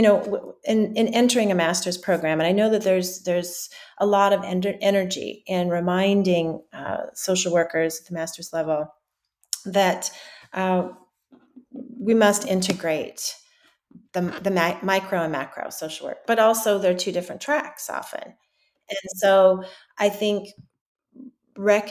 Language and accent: English; Western Colorado, United States; I grew up in Western Colorado